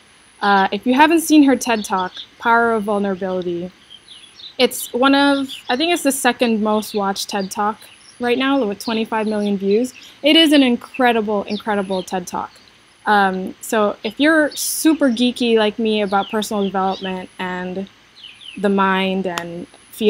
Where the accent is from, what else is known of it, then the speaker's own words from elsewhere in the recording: Indonesia; moved away as an adult; also born or lived in United States; I was born and raised in Indonesia to an Indonesian mother and an American father.